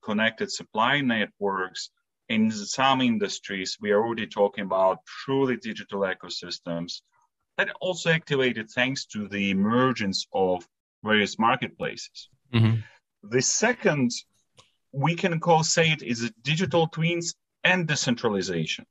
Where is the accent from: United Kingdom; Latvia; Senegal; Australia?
Latvia; now in Switzerland; I'm originally from Latvia, so a small Baltic country, you know, between the Lithuania and Estonia